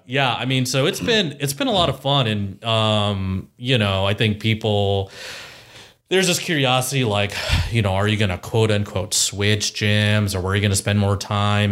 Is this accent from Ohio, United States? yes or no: yes; Columbus, Ohio, United States; also born or lived in Chicago / Powell, Ohio / Dublin, Ohio; born and raised in Columbus, Ohio.